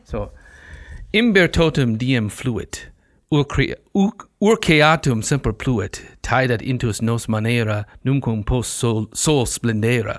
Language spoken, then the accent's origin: English; Midwest, United States; accent: Midwestern; it's hard as a Midwesterner.